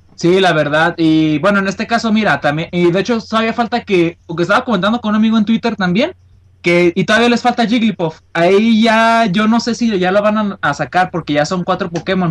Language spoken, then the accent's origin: Spanish; Guadalajara, Jalisco, Mexico; De Guadalajara, de aquí